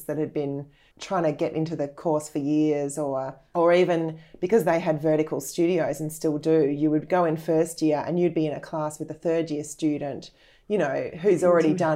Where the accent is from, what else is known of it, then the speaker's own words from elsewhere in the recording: Melbourne, Victoria, Australia; I grew up obviously in Melbourne